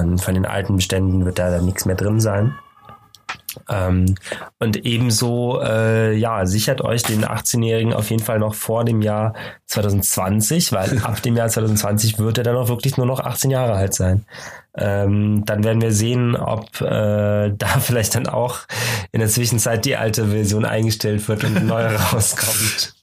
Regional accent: Cologne, North Rhine-Westphalia, Germany; wir als Kölner haben natürlich das Glück, dass wir gar nicht so weit weg sind von der niederländischen Grenze.

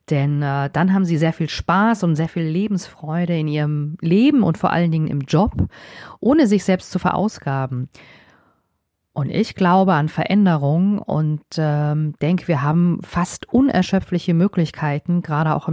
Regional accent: Heblos, Hesse, Germany; now in Frankfurt, Germany; Ich bin ein altes Landei. Ich bin in Heblos im wunderschönen Vogelsberg geboren und bin vor ja, so ein paar Jahren nach Frankfurt gezogen.

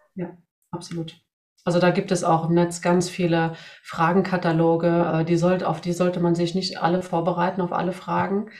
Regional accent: Sweden; moved away; ich komme aus Schweden

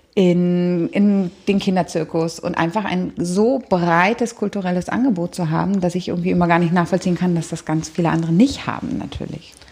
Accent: Berlin, Germany; ich bin in Berlin-Kreuzberg groß geworden

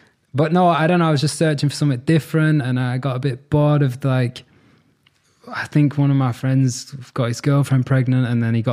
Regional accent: Manchester, North West England, United Kingdom; moved away as an adult; now in Munich, Germany; I'm from Manchester and I was in the Manchester music scene like since I was 14, 15

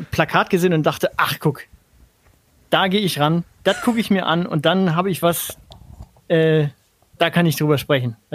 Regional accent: Heidelberg, Baden-Württemberg, Germany; auf eine, auf eine beschämende Weise lustig gewesen, aber die Art und Weise, mit der natürlich da meine Heimat porträtiert wird, das äh, tut mir in der Seele

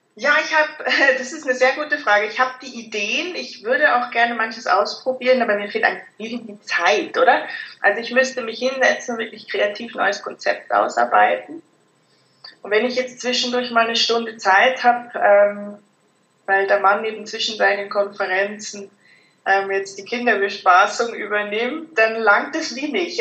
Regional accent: Germany; moved away as an adult; now in Zurich, Switzerland; wie man hört, bin ich aus Deutschland, wohne jetzt seit fast 10 Jahren

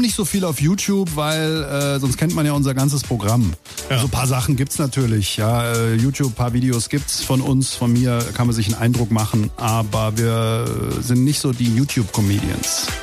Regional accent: Langen, Hesse, Germany; also born or lived in Offenbach / Darmstadt / Ober-Hambach; In Offenbach bin ich geboren, ja. Ich bin in Langen aufgewachsen.

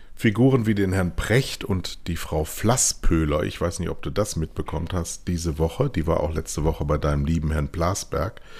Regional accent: Rhineland, Germany; wir beide als Rheinländer

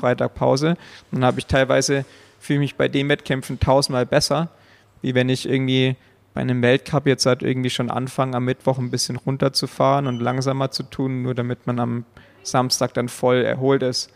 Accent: Allgäu, Bavaria, Germany; Also ich komme aus dem Allgäu

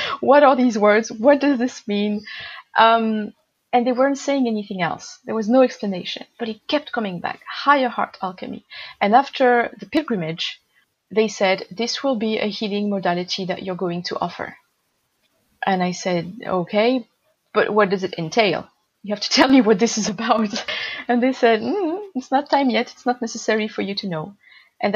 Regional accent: Marseille, Provence-Alpes-Côte d'Azur, France; moved away; also born or lived in Japan; near my hometown Marseille.

